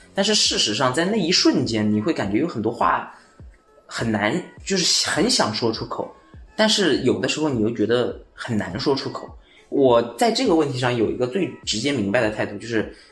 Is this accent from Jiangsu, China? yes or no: yes; Jiangsu, China; moved away; also born or lived in Chengdu; 我是江苏那边的